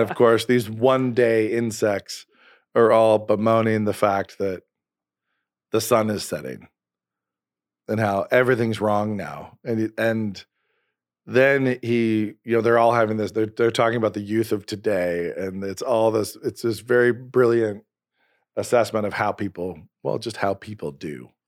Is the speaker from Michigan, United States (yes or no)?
no; Idaho, United States; I'm from Idaho